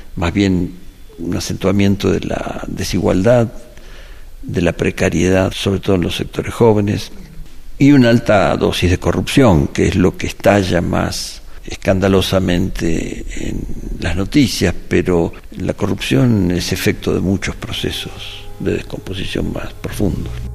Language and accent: Spanish; Mexico; como mexicanos